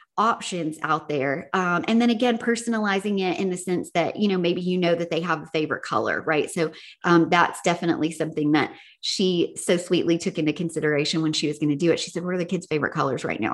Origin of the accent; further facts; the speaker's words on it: the South, United States; I'm from the South